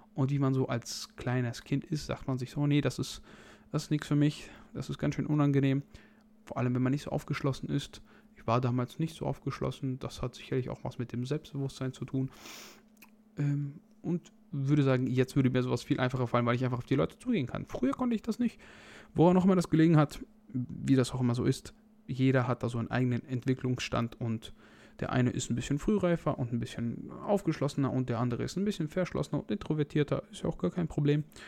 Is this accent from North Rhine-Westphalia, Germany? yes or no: yes; North Rhine-Westphalia, Germany; ich komme aus Nordrhein-Westfalen und wir wohnen an der niedersächsischen Grenze